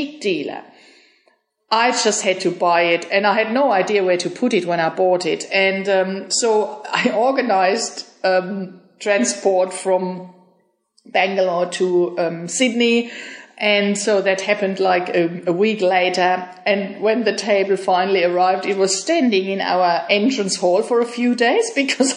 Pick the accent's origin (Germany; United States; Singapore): Germany; moved away as an adult; I am from Germany and I moved here 6 years ago with my husband